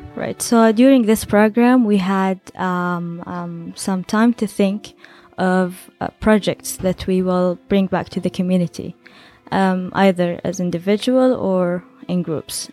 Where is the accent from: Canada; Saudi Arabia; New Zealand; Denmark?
Saudi Arabia